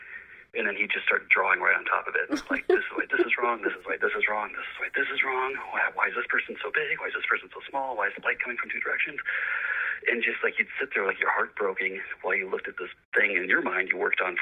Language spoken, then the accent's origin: English; Los Angeles, California, United States; I grew up in Los Angeles